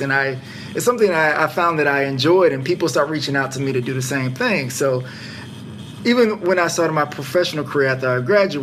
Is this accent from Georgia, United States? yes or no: yes; Atlanta, Georgia, United States; I'm from Atlanta